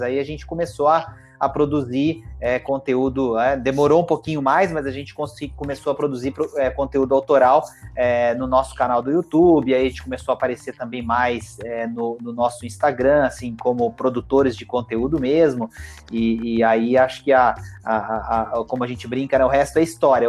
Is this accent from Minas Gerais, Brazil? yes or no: yes; Itajubá, Minas Gerais, Brazil; eu sou de Itajubá, né, no sul de Minas